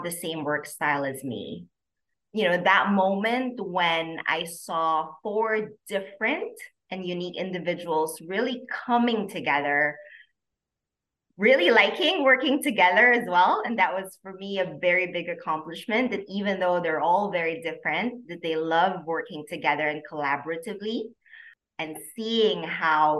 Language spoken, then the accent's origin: English; Philippines; moved away as an adult; also born or lived in Hong Kong; now in Singapore; I am originally from the Philippines. I grew up there actually and moved to Singapore after a while to take my master's